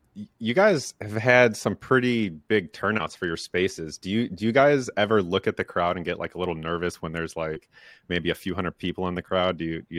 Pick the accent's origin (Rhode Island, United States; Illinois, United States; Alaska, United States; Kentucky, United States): Illinois, United States; I'm a Midwest boy. I'm from Illinois, where exactly where John Deere was created.